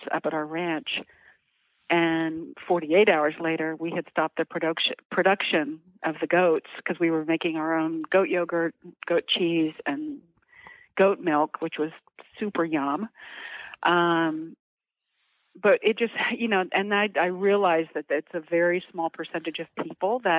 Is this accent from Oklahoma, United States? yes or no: yes; Oklahoma, United States; I grew up in Oklahoma, and we actually grew our own cows and our own pigs